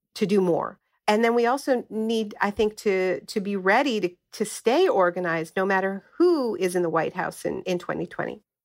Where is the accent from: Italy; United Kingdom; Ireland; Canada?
Canada; moved away; also born or lived in California; I'm originally from Canada